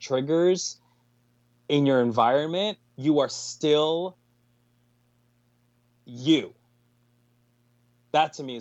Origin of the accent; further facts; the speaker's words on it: Colombia; now in United States; I was born in Colombia, I was born in South America, and when I was 2 years old, my mom and my dad left to the States, and they left me in Colombia